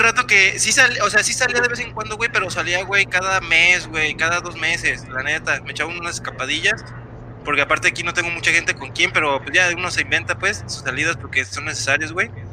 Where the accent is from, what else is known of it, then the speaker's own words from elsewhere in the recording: Mexico; te das cuenta lo que vale como mexicano